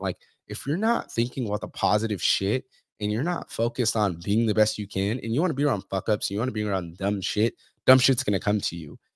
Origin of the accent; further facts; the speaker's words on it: Fresno, California, United States; I'm from Central California, from Fresno